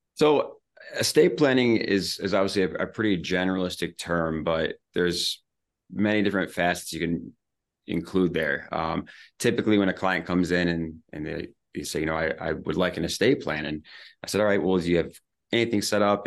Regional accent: Ludington, Michigan, United States; moved away as an adult; also born or lived in Grand Rapids / Lansing / Nashville; back here in my hometown

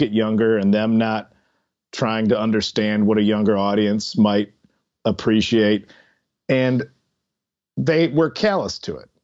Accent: Chicago, Illinois, United States; in Chicago where I'm from

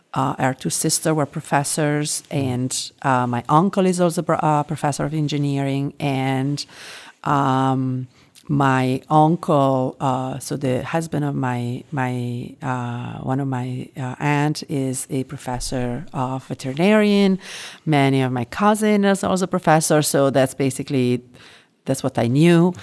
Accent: Italy; moved away as an adult; also born or lived in London / Spain / France / United States; now in Singapore; I was born and raised in Italy, and, uh, there is where I lived, um, until I, I mean, officially until I was thirty.

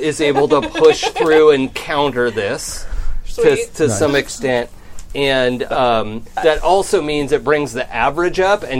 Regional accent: Seattle, Washington, United States; now in Los Angeles, United States; I am from Seattle.

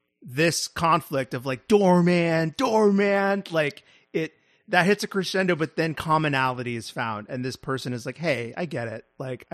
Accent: New York, United States; Right, about well, Texans, but I'm from New York.

